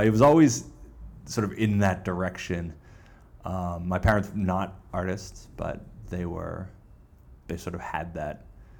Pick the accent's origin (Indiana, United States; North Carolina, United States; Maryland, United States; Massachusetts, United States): Massachusetts, United States; a suburb outside of Boston; I grew up in just a suburb outside of Boston